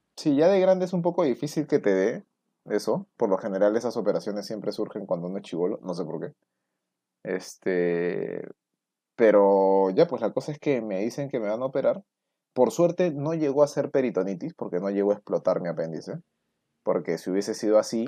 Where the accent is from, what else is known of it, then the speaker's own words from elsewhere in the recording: Lima, Peru; ni siquiera he salido de Lima, pues, en paseo. Ni en, viaje de promo salí de Lima